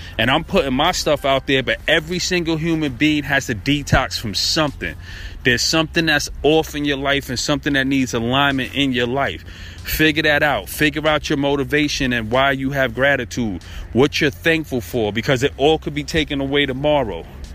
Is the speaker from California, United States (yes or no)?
no; Brooklyn, New York, United States; I'm from Brooklyn